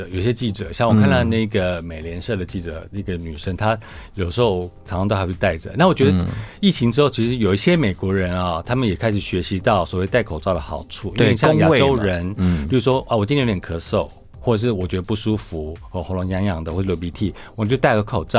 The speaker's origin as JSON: {"language": "Chinese", "country": "Taiwan", "moved": "yes", "lives_now": "Washington, D.C., United States", "said": "对，我台湾人。"}